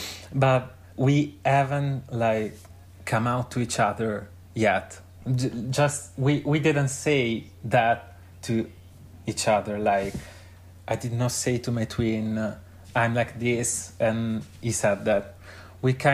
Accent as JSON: {"language": "English", "area": "near Milan", "region": "Lombardy", "country": "Italy", "tie": "born or raised there", "also_born_or_lived": "Florence", "second_language": "English", "said": "I'm from Milan, near Milan, like a small city near Milan. Then I moved to Florence for 3 years to study a bachelor in arts and music, and there I met you. And then just right now I came back to my hometown"}